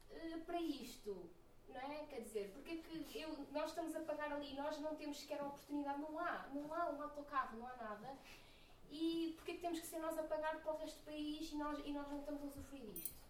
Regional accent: Moimenta da Beira, Norte, Portugal; eu venho de uma aldeia Moimenta da Beira, onde há um único autocarro de manhã, outro à tarde, quando há aulas.

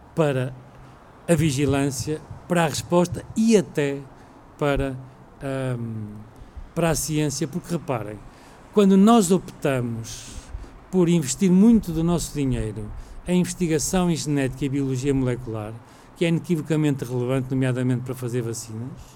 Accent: Portugal; nós enquanto portugueses

